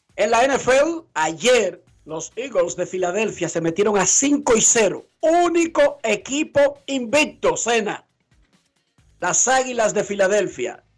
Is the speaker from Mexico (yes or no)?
no; Dominican Republic; somos dominicanos